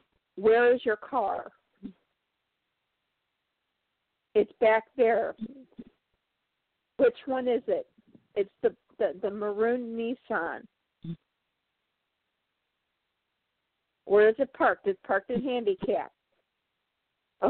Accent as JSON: {"language": "English", "town": "Chicago", "region": "Illinois", "country": "United States", "said": "I'm from Chicago."}